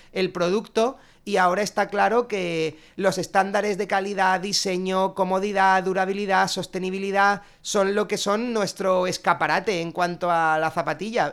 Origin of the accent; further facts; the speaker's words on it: Alicante, Valencian Community, Spain; los tres socios cofundadores somos alicantinos